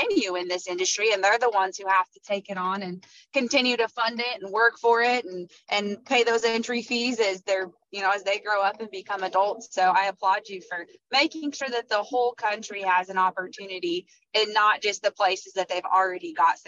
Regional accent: Iowa, United States; I'm from Iowa

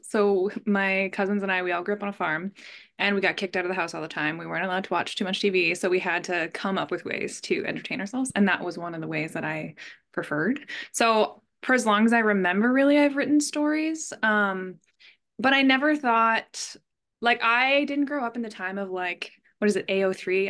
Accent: Canada; I'm Canadian.

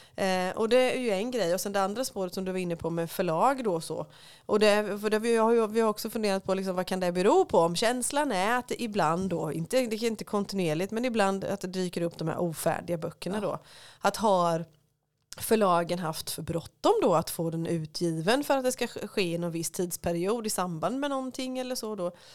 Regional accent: Småland, Sweden; som smålänning

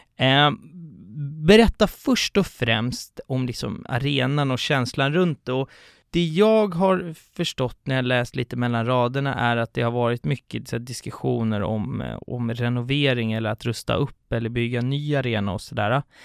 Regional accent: Stockholm, Stockholm County, Sweden; som stockholmare och aik -are

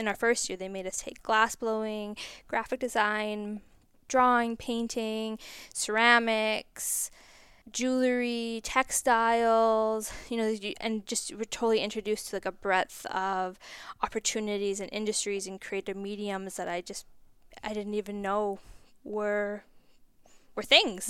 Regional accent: Cranbrook, British Columbia, Canada; I grew up just outside of Cranbrook

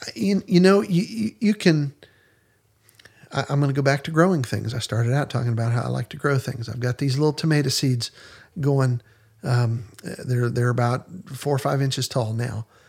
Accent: Western Pennsylvania, United States; when I was growing up in Western Pennsylvania

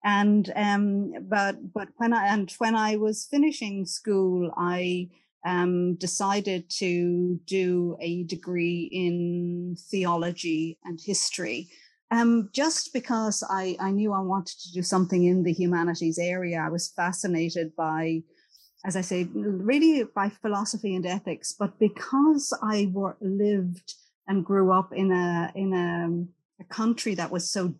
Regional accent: County Kilkenny, Ireland; I am from a small village in County Kilkenny.

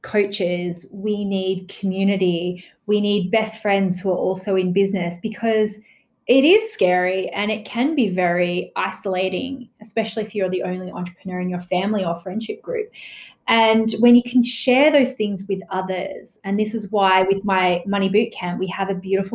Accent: Australia; growing up in Australia

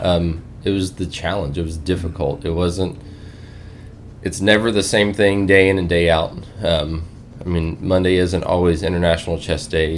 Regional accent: South Alabama, United States; moved away as an adult; now in Grand Junction, United States; born and raised in South Alabama, uh, grew up youngest of seven

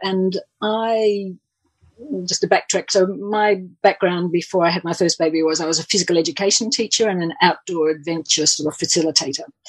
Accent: Australia; also born or lived in England; I'm I'm actually Australian

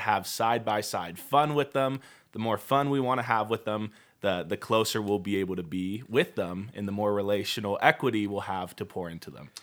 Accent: Puyallup, Washington, United States; now in Utah, United States; grew up in the same, in the same city my whole life. It's the city of Puyallup

